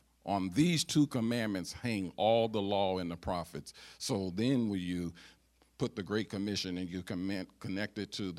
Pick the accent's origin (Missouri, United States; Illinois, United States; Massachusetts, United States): Missouri, United States; St. Louis; When I gave my heart to the Lord as a 4-year-old little kid in ghetto Northside St. Louis, Missouri